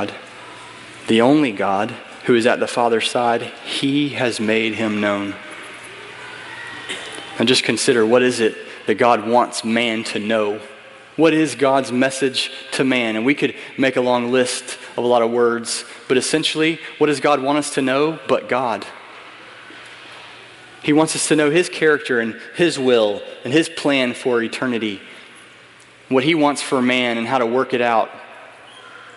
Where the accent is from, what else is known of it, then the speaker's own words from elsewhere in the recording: United States; I'm an American